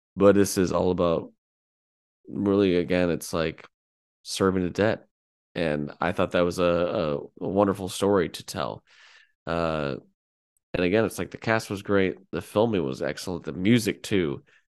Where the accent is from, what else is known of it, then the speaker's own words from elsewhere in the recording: United States; as an American